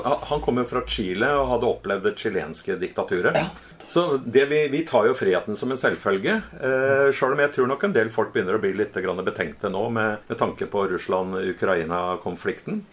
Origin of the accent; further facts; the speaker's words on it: Norway; kommer jeg fra Velferds-Norge med demokrati